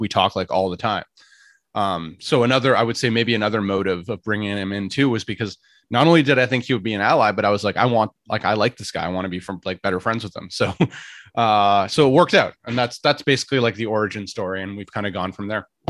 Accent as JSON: {"language": "English", "town": "Ottawa", "region": "Ontario", "country": "Canada", "tie": "born or raised there", "moved": "as an adult", "lives_now": "Toronto, Canada", "said": "I was born in Ottawa"}